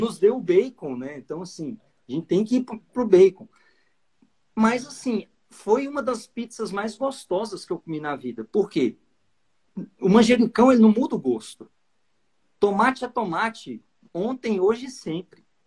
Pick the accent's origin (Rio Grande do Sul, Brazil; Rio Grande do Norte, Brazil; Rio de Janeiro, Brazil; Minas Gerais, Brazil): Minas Gerais, Brazil; Patos de Minas; accent: mineiro; sotaque mineiro, eu sou lá de Patos de Minas.